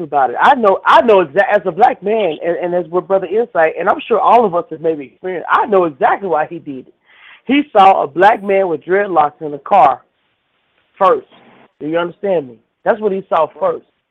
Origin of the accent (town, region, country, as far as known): Atlanta, Georgia, United States; born or raised there